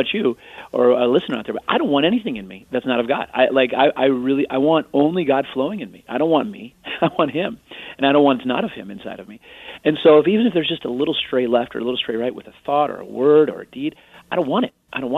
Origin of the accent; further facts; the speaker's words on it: Arlington Heights, Illinois, United States; I used to love Walter Payton, talked about growing up in Arlington Heights. I was also a Chicago Bears fan.